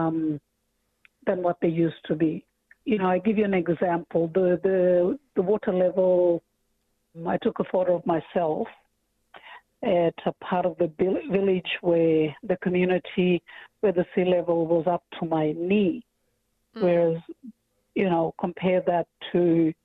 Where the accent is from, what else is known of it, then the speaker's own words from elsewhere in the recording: Saibai Island, Torres Strait, Queensland, Australia; moved away as an adult; now in Thursday Island, Australia; when I was growing up on Saibai